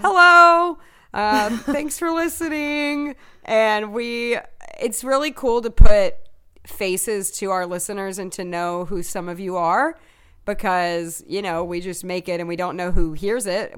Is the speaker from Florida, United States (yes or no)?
no; Tennessee, United States; I'm from Tennessee